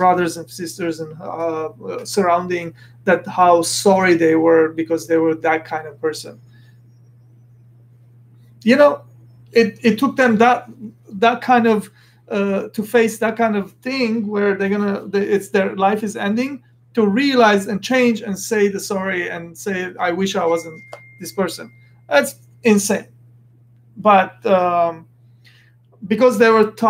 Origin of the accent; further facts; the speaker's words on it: Beirut, Beirut Governorate, Lebanon; moved away; I'm an Armenian. I come from Beirut, Lebanon. I was born there, and I come from that kind of family setting